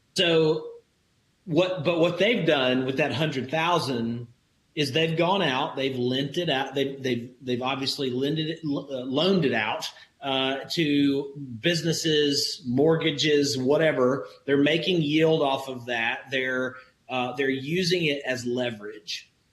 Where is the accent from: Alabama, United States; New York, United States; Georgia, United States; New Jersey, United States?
Alabama, United States; I grew up in Alabama in the country where neighbors take care of each other